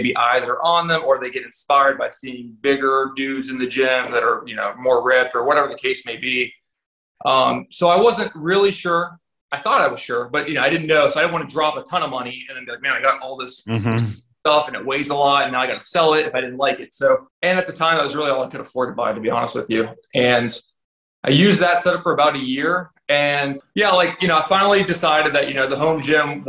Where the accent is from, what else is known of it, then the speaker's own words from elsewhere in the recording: Ohio, United States; moved away; I'm originally from Ohio.